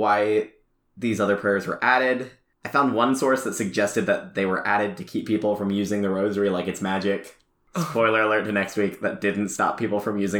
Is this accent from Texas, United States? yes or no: no; Ohio, United States; But I'm from Ohio, so it's Toledo, y'all.